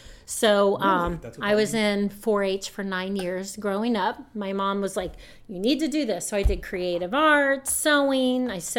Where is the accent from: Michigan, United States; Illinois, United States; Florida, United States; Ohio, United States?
Ohio, United States; London; I grew up in London. Yep. I was on North Main Street.